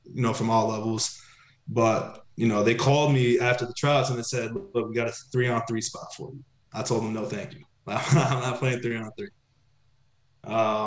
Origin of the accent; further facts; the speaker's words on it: Dallas, Texas, United States; moved away as an adult; also born or lived in Tel Aviv, Israel; now in Akko, Israel; I'm Israeli, you know, I was born in Tel Aviv, but, you know, growing up outside of Dallas